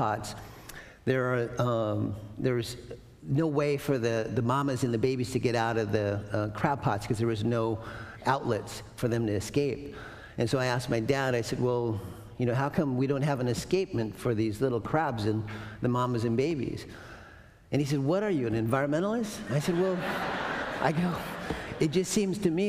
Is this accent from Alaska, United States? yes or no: yes; Prince William Sound, Copper River Delta, Alaska, United States; I grew up fishing in Prince William Sound in the Copper River Delta with seven little Indians